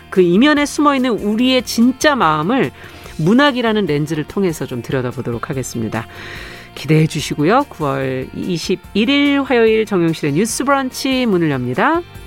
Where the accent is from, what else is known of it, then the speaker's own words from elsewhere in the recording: Seoul, South Korea; 저도 서울이에요 고향이